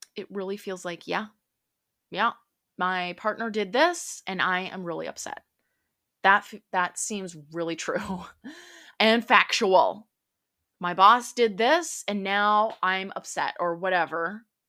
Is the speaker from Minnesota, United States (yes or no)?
yes; central Minnesota, United States; now in Dallas, United States; I'm from Dallas, Texas, grew up in central Minnesota